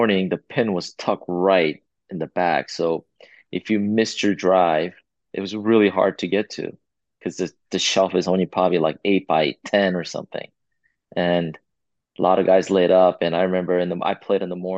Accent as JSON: {"language": "English", "region": "California", "country": "United States", "tie": "born or raised there", "said": "Growing up in California"}